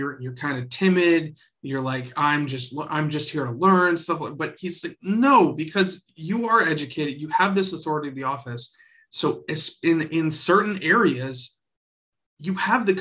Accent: the South, United States; I was raised in the South

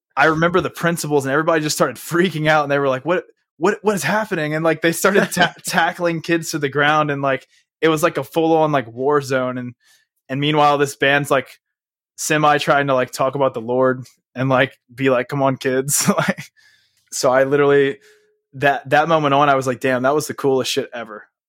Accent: Houma, Louisiana, United States; also born or lived in Texas / California; me and my mom ended up living in a little city called Homa, which is like an hour outside of New Orleans

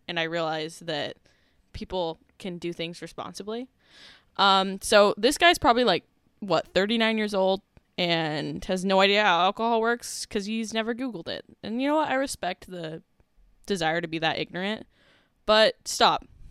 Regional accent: St. George, Utah, United States; when I grew up in Saint George, Utah, there was one bar

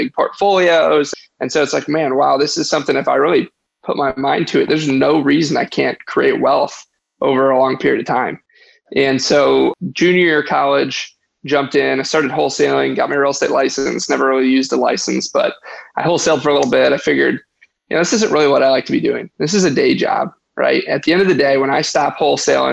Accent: Detroit, Michigan, United States; I was born and raised in outside of Detroit, Michigan, suburbs of Detroit

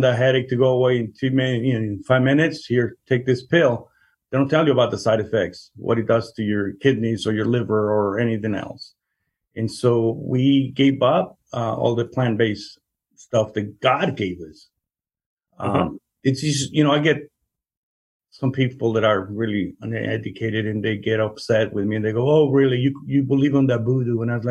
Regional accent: Mexico; also born or lived in Chicago; now in Kansas, United States; I'm Mexican. I was born in Mexico, and my wife is born in Guatemala.

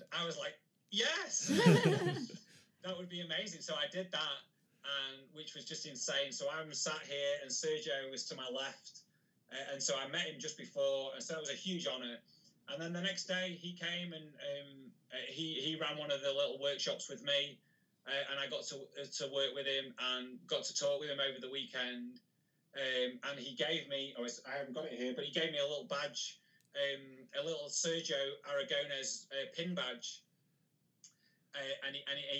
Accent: Macclesfield, North West England, United Kingdom; I also organise one myself in my hometown called MacPow. So I live in a place called Macclesfield

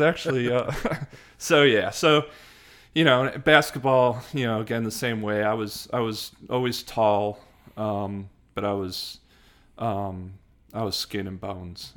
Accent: Hanover Park, Illinois, United States; also born or lived in Chicago / Saint Charles, Illinois; now in Atlanta, United States; I grew up in, in Chicago. Um, I was born in Chicago and then, uh, actually lived, uh, about forty-five minutes west of downtown Chicago

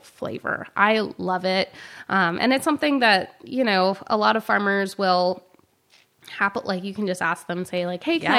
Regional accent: the South, United States; I'm from the South, and banana pudding is important to us.

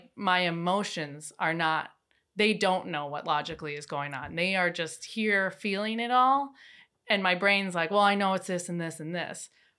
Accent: Wisconsin, United States; In Wisconsin.

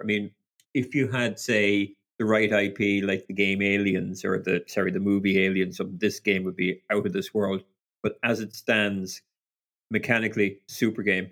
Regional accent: Ireland; being Irish

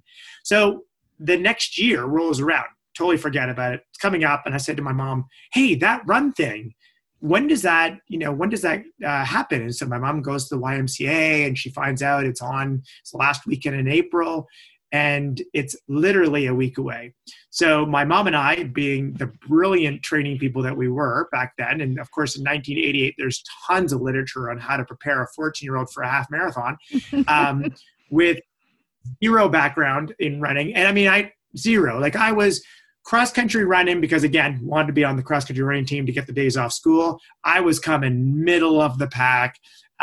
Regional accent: Midland, Ontario, Canada; moved away as an adult; now in Orangeville, Canada; my hometown is Midland

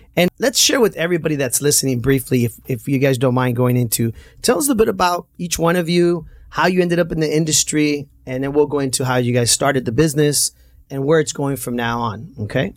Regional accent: Santa Ana, California, United States; Growing up in Santana, a lot of our friends, you know, ended up at Century High School

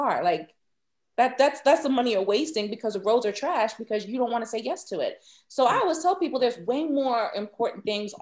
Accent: Maryland, United States; moved away; I'm from Maryland

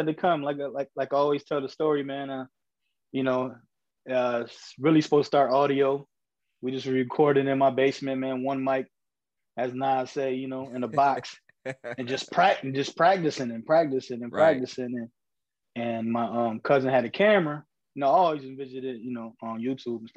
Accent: Rochester, New York, United States; I grew up in Rochester, New York

